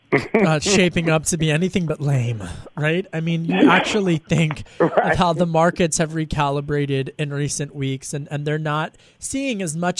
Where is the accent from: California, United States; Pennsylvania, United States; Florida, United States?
Pennsylvania, United States; I guess I'm from Delco, so I guess it's just a little simple.